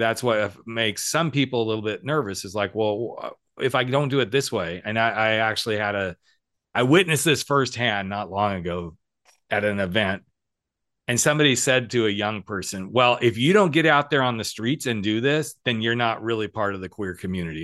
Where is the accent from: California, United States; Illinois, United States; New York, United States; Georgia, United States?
California, United States; we said California